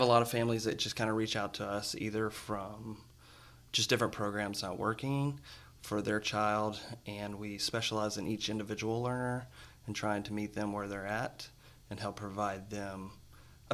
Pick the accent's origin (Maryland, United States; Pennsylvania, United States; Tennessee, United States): Tennessee, United States; West; moved away as an adult; now in Nashville, United States; I'm from West Tennessee. Moved to Nashville 15 years ago to come to Lipscomb